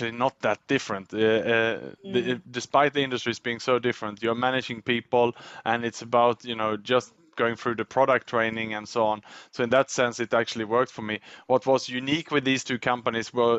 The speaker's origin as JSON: {"language": "English", "country": "Sweden", "tie": "born or raised there", "also_born_or_lived": "Australia / Thailand / Indonesia / Vietnam", "first_language": "Swedish", "second_language": "English", "moved": "as an adult", "lives_now": "Singapore", "said": "I was born in Sweden, but I left my home country in the 90s. I decided to go to Australia to study"}